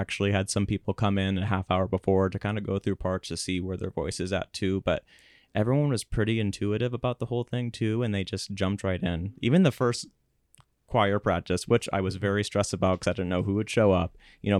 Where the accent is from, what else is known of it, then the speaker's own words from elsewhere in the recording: Salem, South Dakota, United States; And they used to come once a year to McCook Central High School, mm-hmm. where I grew up in Salem.